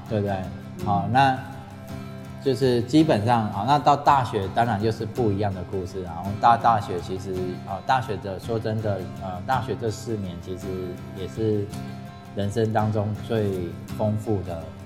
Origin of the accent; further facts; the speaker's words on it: Changhua County, Taiwan; moved away as an adult; also born or lived in Tainan; now in Taichung, Taiwan; 我本身是彰化人